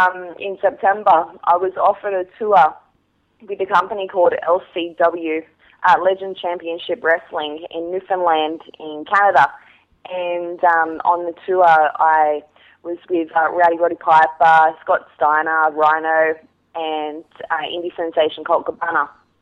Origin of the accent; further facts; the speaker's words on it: Wollongong, New South Wales, Australia; Yes, I come from Wollongong.